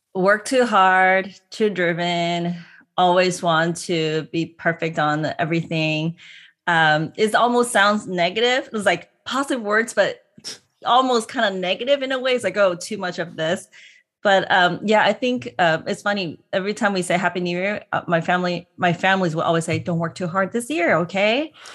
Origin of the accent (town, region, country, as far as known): Hong Kong; born or raised there; now in United States